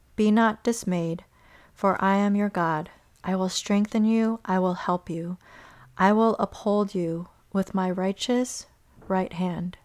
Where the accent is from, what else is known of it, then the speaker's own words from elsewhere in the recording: Chicago, Illinois, United States; growing up in Chicago